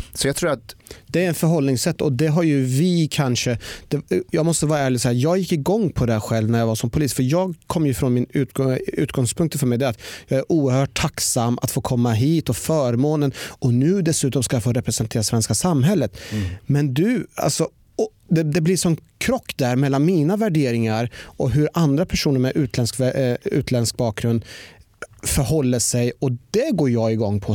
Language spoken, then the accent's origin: Swedish; Norrköping, Östergötland, Sweden; jag har ju växt upp igen eh, i Norrköping